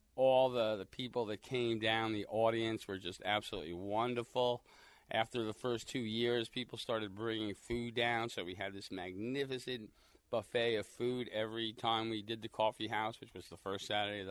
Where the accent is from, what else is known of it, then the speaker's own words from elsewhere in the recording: Long Island, New York, United States; moved away as an adult; also born or lived in Fultonville, New York / Fonda, New York; now in Perth, New York, United States; I am originally from Long Island. I moved up here about 25 years ago or so